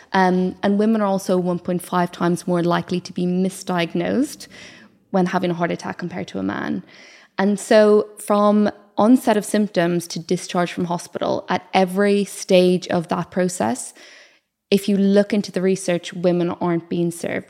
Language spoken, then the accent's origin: English; Ireland; accent: Irish; moved away as an adult; also born or lived in South Wales; I'm Irish